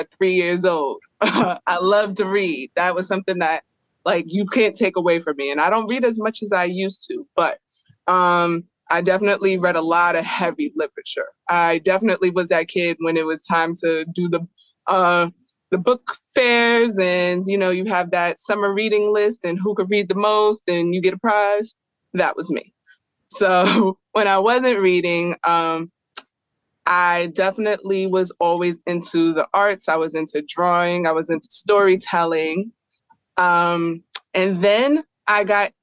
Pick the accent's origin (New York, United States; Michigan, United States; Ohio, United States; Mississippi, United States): New York, United States; New York City; moved away as an adult; now in Philadelphia, United States; I currently live in Philly, but I grew up in New York City